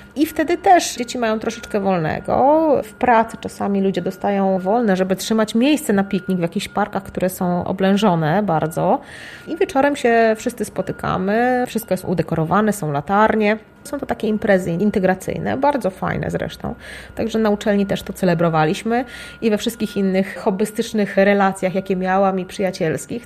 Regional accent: Lublin, Lublin Voivodeship, Poland; moved away as an adult; also born or lived in Japan; Do tej pory mieszkałam z rodzicami w Lublinie

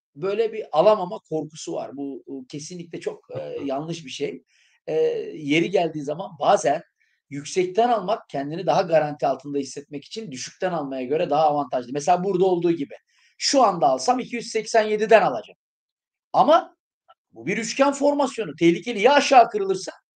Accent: İskenderun, Hatay, Turkey; moved away; İskenderun eğitimi, kendi memleketimde bir eğitim yapmak

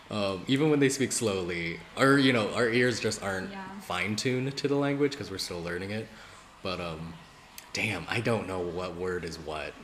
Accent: United States; I'm Asian American, by the way.

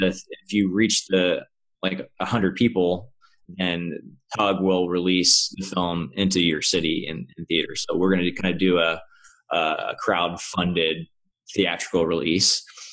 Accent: Kentucky, United States; now in California, United States; Kentucky. {S0} Oh, cool. {S1} Yeah, okay. Cool, Kentucky. Yeah. Southern boy.

